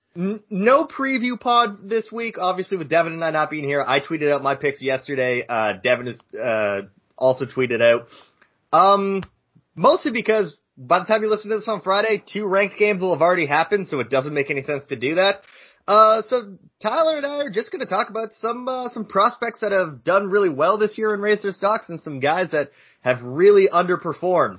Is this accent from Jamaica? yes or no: no; Canada; I am Canadian